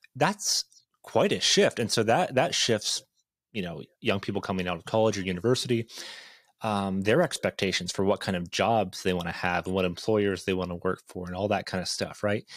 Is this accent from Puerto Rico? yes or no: no; Ontario, Canada; now in Idaho, United States; I grew up in a small town, uh, about eight hours north of Toronto